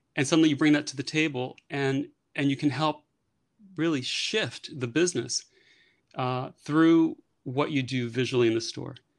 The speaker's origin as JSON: {"language": "English", "town": "New York City", "region": "New York", "country": "United States", "tie": "born or raised there", "moved": "as an adult", "lives_now": "Paris, France", "said": "born and raised in New York, actually born and raised in the Bronx in New York"}